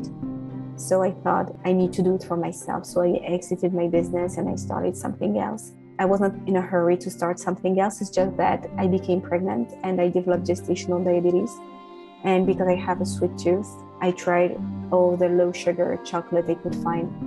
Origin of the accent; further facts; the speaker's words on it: France; moved away as an adult; also born or lived in United Kingdom / London; now in United States; I was born and raised in France. I spent quite some time in the UK before moving to the US